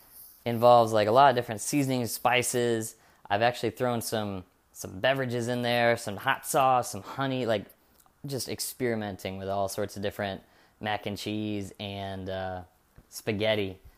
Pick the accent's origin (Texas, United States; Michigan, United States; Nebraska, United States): Michigan, United States; I grew up in Michigan